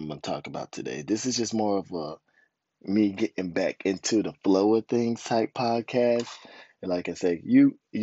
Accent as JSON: {"language": "English", "country": "United States", "moved": "yes", "said": "We're American, right?"}